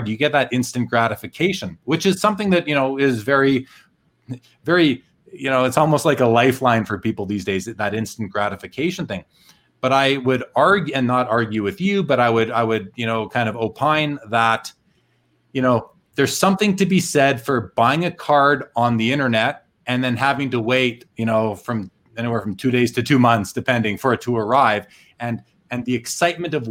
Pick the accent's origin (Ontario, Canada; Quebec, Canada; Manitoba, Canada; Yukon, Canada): Manitoba, Canada; Winnipeg; I grew up in Winnipeg, which, you know, just north of North Dakota in Canada